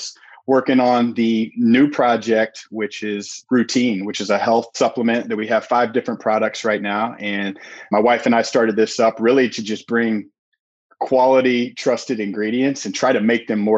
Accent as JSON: {"language": "English", "town": "Indianapolis", "region": "Indiana", "country": "United States", "lives_now": "near Chicago, Indiana, United States", "said": "I'm from Indianapolis"}